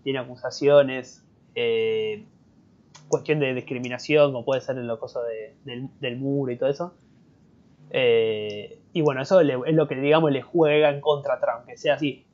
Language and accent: Spanish; Argentina; acá en Argentina